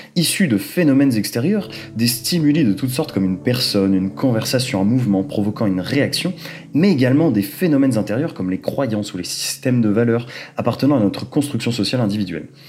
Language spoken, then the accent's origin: French; Rennes, Brittany, France; moved away as an adult; now in Lyon, France; Rennes en Bretagne, de là d'où je viens